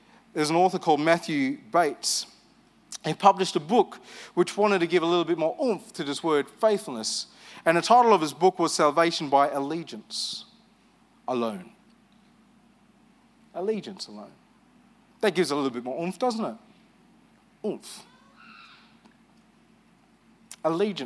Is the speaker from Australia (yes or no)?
yes; Armidale, New South Wales, Australia; I grew up in Armidale. I left Armidale